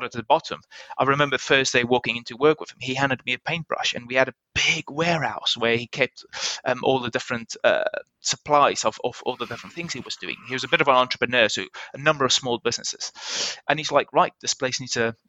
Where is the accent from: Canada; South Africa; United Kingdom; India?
South Africa; moved away as an adult; as a South African part of the Commonwealth